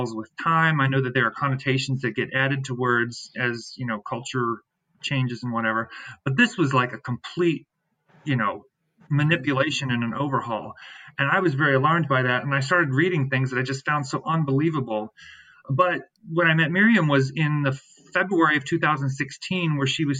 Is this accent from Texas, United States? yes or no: no; Shenandoah Valley, Virginia, United States; moved away as an adult; now in Washington, D.C., United States; I'm originally from the Shenandoah Valley of Virginia, a Mennonite boy from the valley